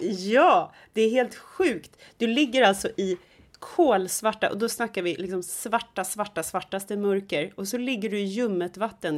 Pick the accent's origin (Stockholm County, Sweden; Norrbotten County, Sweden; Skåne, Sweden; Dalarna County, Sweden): Stockholm County, Sweden; Stockholm; det är ju samma sak med mig som är stockholmare